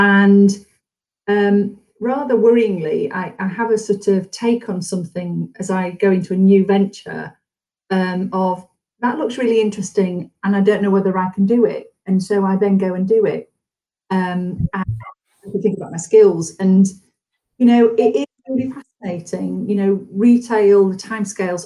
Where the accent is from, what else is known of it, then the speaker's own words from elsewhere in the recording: Yorkshire and the Humber, United Kingdom; moved away as an adult; also born or lived in London / Edinburgh / Aberdeen; I'm from Yorkshire. I've lived in Yorkshire.